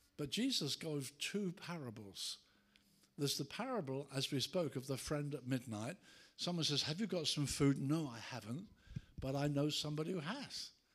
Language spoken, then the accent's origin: English; Brighton, South East England, United Kingdom; my hometown of Brighton